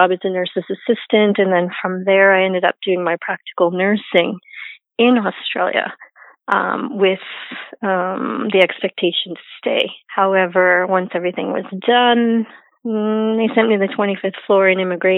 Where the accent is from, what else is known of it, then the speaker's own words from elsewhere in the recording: Vancouver, British Columbia, Canada; also born or lived in Toronto; now in Vancouver, Canada; I am originally from Vancouver